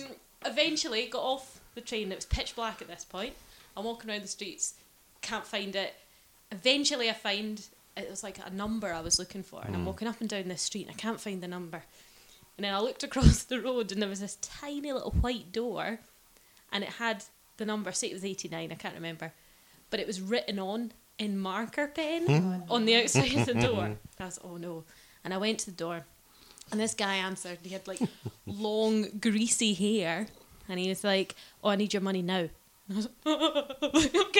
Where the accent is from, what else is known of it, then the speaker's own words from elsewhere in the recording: Australia; moved away; I'm not from New Zealand, from Australia